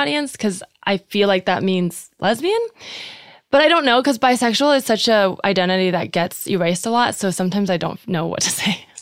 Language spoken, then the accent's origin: English; Bay Area, California, United States; I grew up in the Bay Area